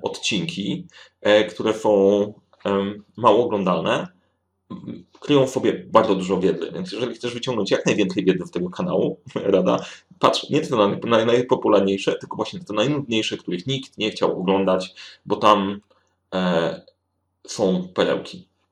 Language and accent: Polish; Sandomierz, Świętokrzyskie Voivodeship, Poland; now in Warsaw, Poland; Oryginalnie jestem z Sandomierza.